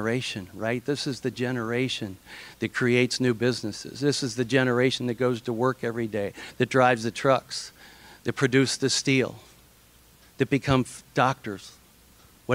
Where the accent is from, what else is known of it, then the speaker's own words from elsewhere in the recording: Ohio, United States; I'm from Ohio